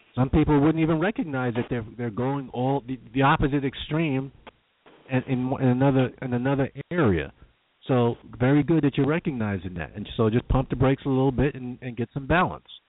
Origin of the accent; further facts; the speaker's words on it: New York, United States; I'm a New Yorker